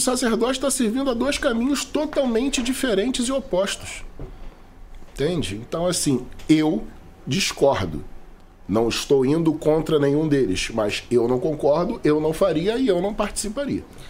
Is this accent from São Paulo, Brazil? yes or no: no; Rio de Janeiro, Brazil; Sou da Zona Norte do Rio